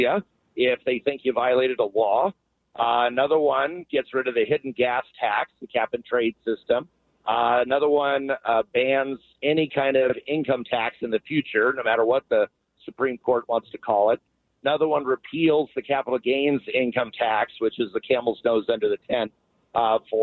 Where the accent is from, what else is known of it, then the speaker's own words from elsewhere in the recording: Yakima, Washington, United States; Yakima, like you said, my hometown